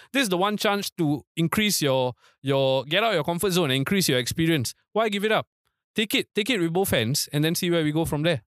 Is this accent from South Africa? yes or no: no; Singapore; also born or lived in Tampines; As Singaporean football fans